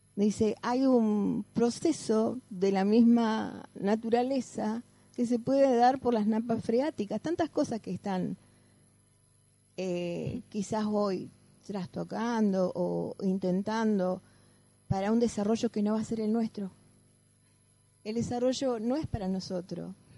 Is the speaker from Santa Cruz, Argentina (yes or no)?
yes; Caleta Olivia, Santa Cruz, Argentina; yo soy de Caleta Olivia.